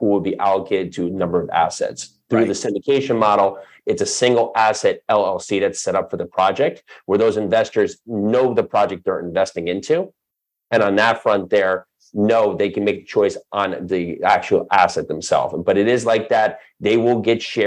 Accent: United States; we grew up in New York, New Jersey

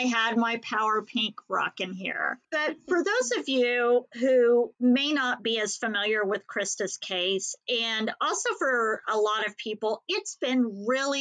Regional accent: Haysville, Kansas, United States; In the 70s and 80s, that's when we grew up in Hayesville, Kansas.

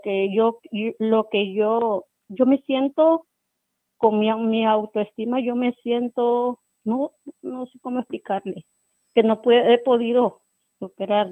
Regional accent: Honduras; Yo soy de Honduras

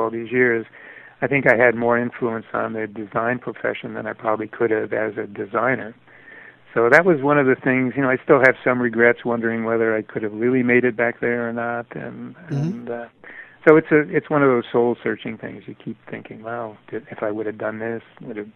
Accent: Connecticut, United States; when I was a little kid growing up in Connecticut

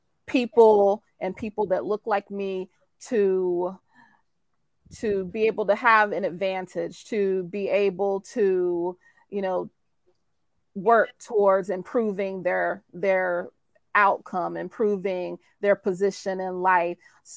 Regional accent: North Carolina, United States; So I'm from North Carolina, good old North Carolina.

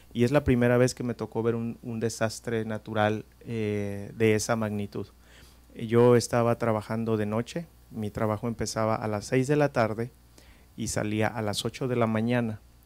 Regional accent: Guerrero, Mexico; nosotros los que somos de Guerrero, especialmente de la costa, pues estamos acostumbrados a los temblores

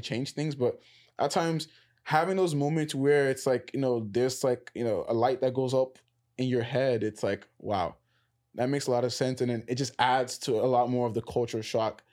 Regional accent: New York, United States; I grew up in New York in a Hispanic, you know, like, in a Hispanic neighborhood

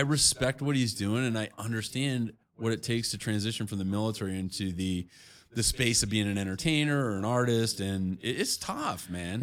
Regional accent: Chicago, Illinois, United States; I'm from Chicago

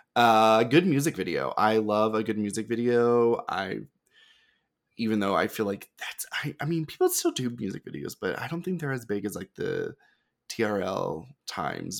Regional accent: the South, United States; growing up in the South

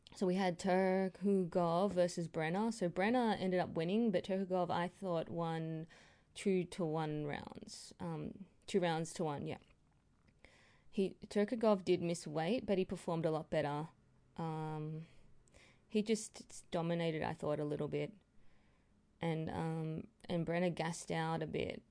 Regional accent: Australia; I'm an Aussie girl

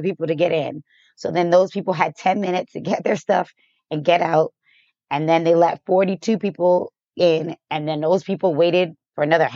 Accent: Boston, Massachusetts, United States; also born or lived in Chicago; now in Las Vegas, United States; Boston is where I'm from, but I moved to Vegas from Chicago.

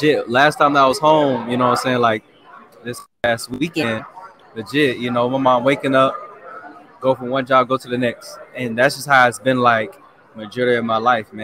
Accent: Jacksonville, Florida, United States; moved away as an adult; now in Atlanta, United States; I grew up in Jacksonville, Florida, Duval County

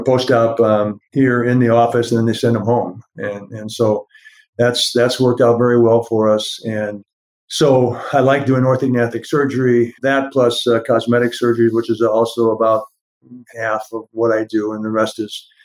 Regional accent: Ottawa, Illinois, United States; moved away; my hometown of Ottawa, Illinois

